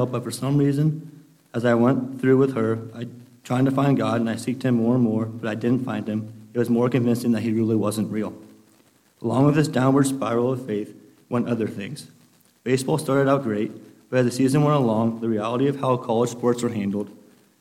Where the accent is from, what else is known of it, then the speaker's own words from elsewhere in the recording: Imperial, United States; I was raised here in Imperial